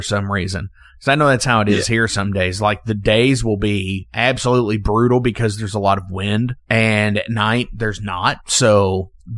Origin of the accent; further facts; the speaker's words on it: Louisville, Kentucky, United States; I'm from Louisville and it's getting really cold here